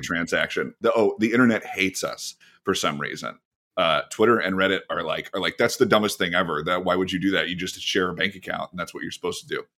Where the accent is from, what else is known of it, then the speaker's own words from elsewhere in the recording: Irvine, California, United States; I grew up in Irvine